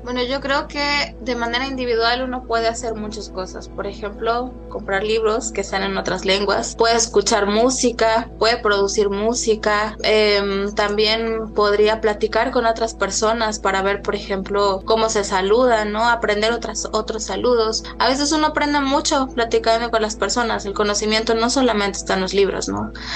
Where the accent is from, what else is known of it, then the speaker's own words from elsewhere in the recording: Mexico; las lenguas que tenemos en México